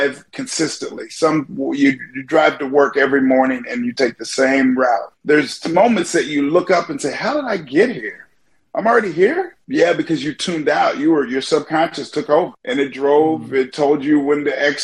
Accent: Kansas, United States; moved away as an adult; also born or lived in Long Beach, California; I grew up in Kansas

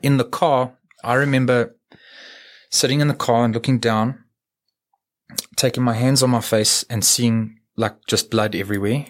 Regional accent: Edenvale, Gauteng, South Africa; also born or lived in New Zealand; I was born in Edenvale

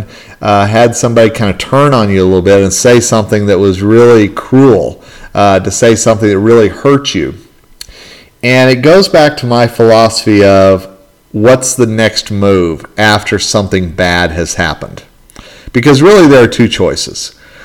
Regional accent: northern Colorado, United States; my hometown yesterday here in northern Colorado

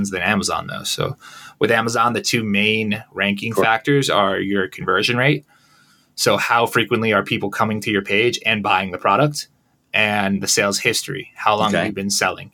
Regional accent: Connecticut, United States; moved away; also born or lived in Long Island / Philadelphia; I'm originally from the U.S. I'm from Connecticut originally. Grew up there. Spent most of my life there.

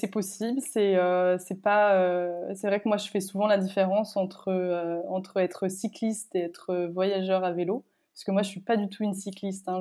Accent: France; also born or lived in Paris; moi je suis française

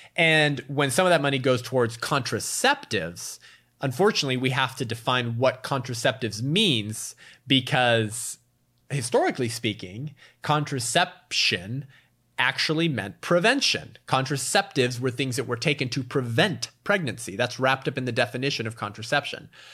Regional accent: California, United States; In my home state of California

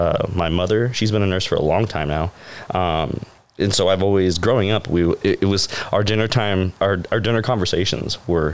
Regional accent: Indiana, United States; Well, I'm originally from Indiana. So I'm a ways away.

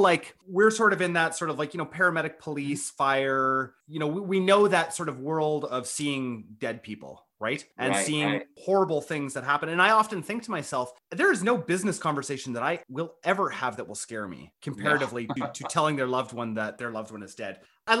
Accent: Canada; That was about as best as a Canadian can do, okay?

